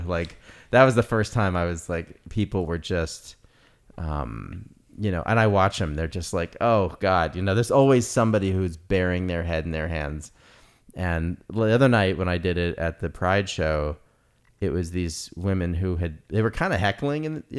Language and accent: English; New York, United States; also born or lived in Los Angeles; I'm like from New York and LA, so I have both attitude problems